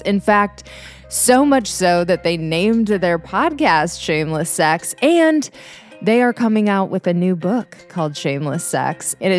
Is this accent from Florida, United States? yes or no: no; Minnesota, United States; I mean, I grew up in Minnesota.